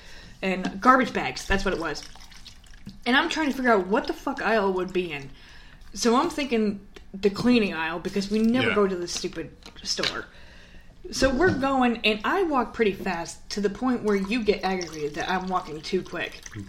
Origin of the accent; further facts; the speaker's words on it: New York, United States; I'm from New York. I don't have a New York accent.